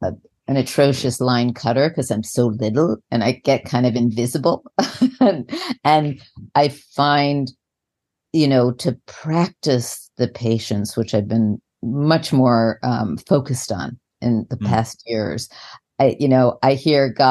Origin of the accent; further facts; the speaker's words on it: New York, United States; moved away; I'm from New York and we did